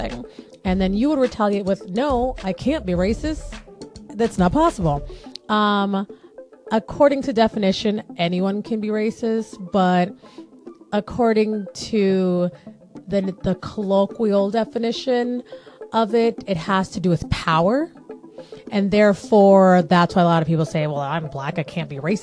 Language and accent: English; United States; that's a Black girl story growing up in America